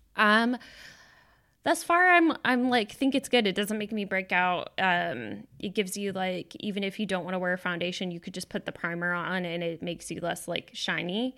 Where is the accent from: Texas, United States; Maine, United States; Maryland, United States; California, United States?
Texas, United States; now in Washington, United States; we're both from Texas